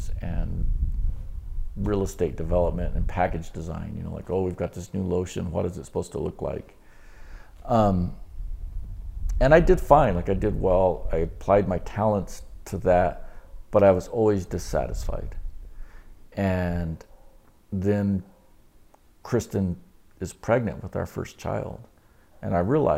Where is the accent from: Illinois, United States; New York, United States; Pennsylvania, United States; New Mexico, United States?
New Mexico, United States; Roswell; moved away as an adult; also born or lived in Dallas; growing up in Roswell